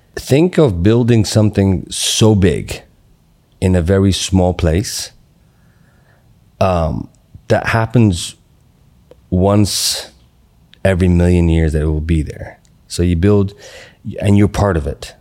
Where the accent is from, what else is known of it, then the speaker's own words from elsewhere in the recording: Qatar; moved away; also born or lived in Atlanta, United States; I grew up in Qatar. And then I moved to Atlanta. Then I went back to Qatar.